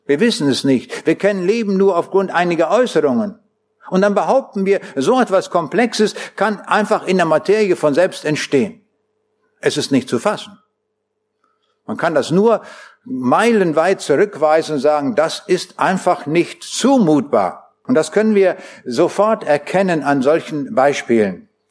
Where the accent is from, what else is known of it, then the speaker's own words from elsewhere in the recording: Braunschweig, Lower Saxony, Germany; Ich komme aus Braunschweig.